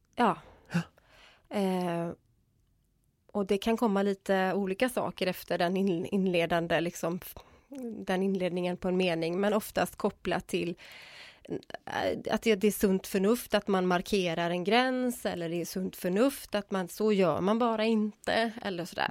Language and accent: Swedish; Gothenburg, Västra Götaland, Sweden; jag kommer ifrån Göteborg